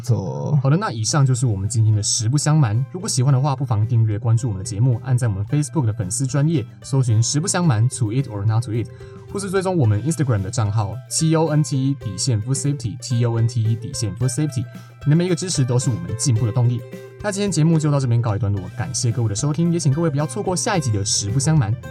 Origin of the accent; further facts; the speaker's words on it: Nantou County, Taiwan; 我是南投人